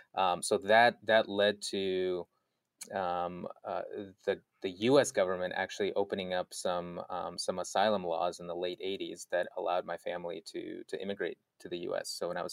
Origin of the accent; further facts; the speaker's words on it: North Caucasus, Russia; I was born in Russia, of all places, next to this mountain range called the Caucasus Mountains. So I guess you could say I'm very Caucasian. Since that's the region where, and grew up there, moved to Moscow for a little bit.